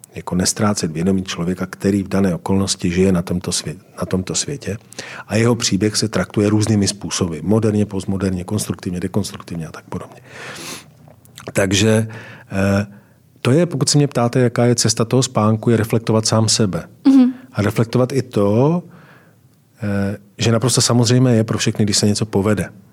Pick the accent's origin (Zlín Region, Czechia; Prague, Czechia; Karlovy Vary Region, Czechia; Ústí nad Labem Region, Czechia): Zlín Region, Czechia; Valašské Meziříčí; moved away; Tak nejsilnější určitě je krajina, ve které jsem vyrůstal, to je Valašsko. A já jsem z Valeského Meziříčí